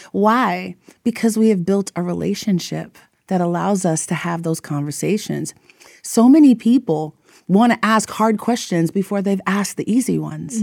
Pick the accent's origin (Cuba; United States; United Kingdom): United States; New York; moved away as an adult; also born or lived in Texas; I'm from, I grew up in New York, so I went to college in Texas